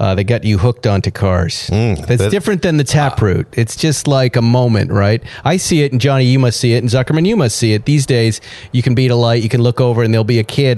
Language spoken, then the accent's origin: English; near West Bridgewater, Massachusetts, United States; now in Los Angeles, United States; somewhere around my hometown